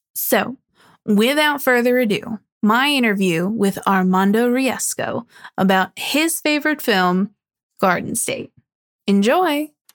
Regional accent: New Jersey, United States; born or raised there

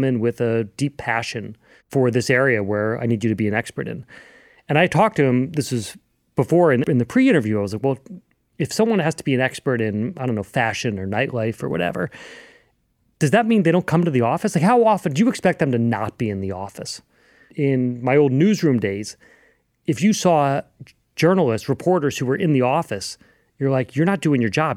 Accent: Louisville, Kentucky, United States; growing up in Louisville, Kentucky

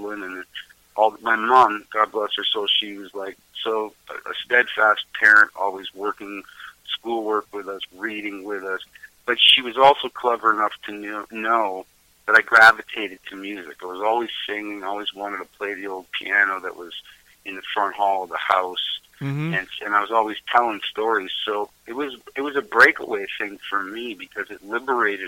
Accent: Markham, Ontario, Canada; moved away as an adult; now in Melancthon, Canada; I grew up in Markham. I was sort of born, bred, patched, raised, incubated

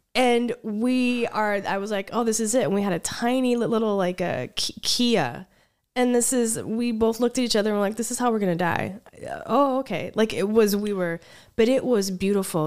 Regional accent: United States; I'm from, I'm from America, from the United States

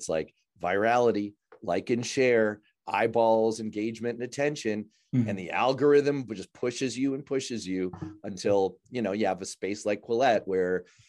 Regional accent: New York City, New York, United States; one of these exists in the neighborhood that I grew up in New York City

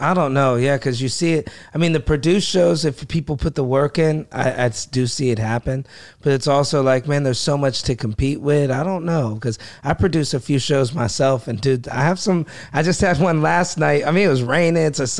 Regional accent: Youngstown, Ohio, United States; moved away as an adult; now in New York, United States; I grew up in Youngstown

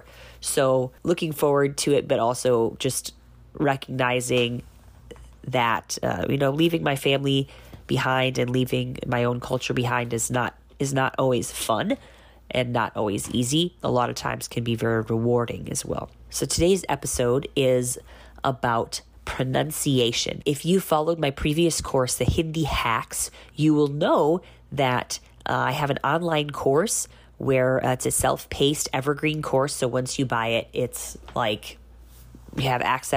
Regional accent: United States; moved away as an adult; now in Bihar, India; I am an American who's been living in India on and off for 16 years.

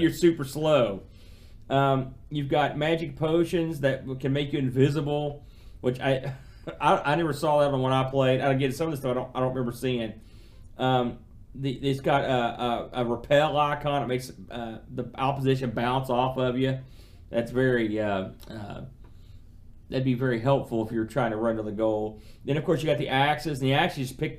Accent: United States; I'm an American

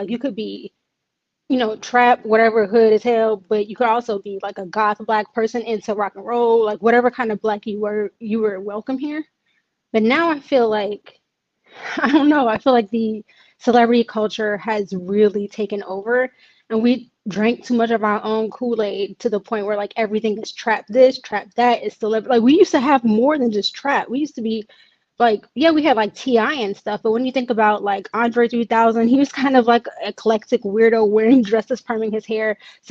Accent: Atlanta, Georgia, United States; also born or lived in College Park, Georgia; so I'm from Atlanta. I was born in College Park.

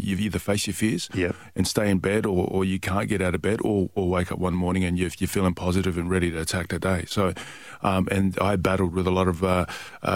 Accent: Perth, Western Australia, Australia; Perth, Western Australia, and that's my hometown. So I'm from 6164 South Lake

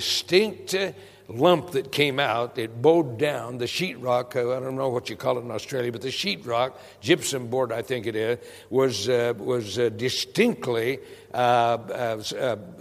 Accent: Prescott, Arizona, United States; I grew up in Prescott, Arizona

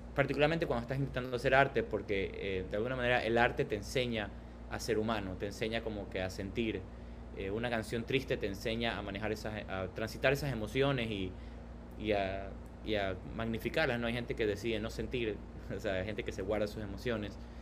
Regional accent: Guayaquil, Guayas, Ecuador; also born or lived in Canada; yo vengo de Guayaquil, una ciudad donde el punk, por ejemplo, tuvo un apogeo muy grande y, y creó como que justo estos movimientos y estos espacios culturales donde, eh, que tenían como que mucho valor eh, yo recuerdo mi infancia yendo a esos, a esos conciertos

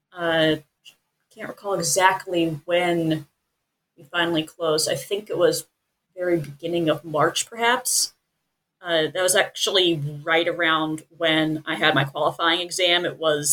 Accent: Nashville, Tennessee, United States; moved away as an adult; also born or lived in Texas; now in Southern California, United States; I'm originally from Nashville, Tennessee. I came out here to Southern California to study groundwater.

